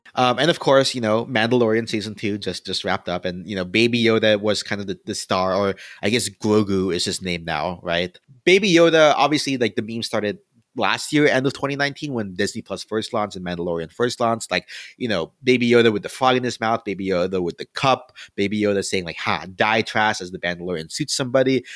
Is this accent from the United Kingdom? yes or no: no; Philippines; now I'm Filipino